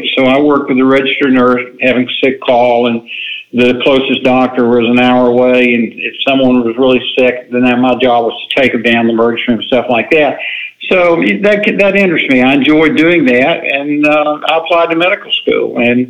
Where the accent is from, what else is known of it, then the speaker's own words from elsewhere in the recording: Valdosta, Georgia, United States; now in Fort Walton Beach, United States; Well, I grew up in Valdosta, Georgia, in South Georgia.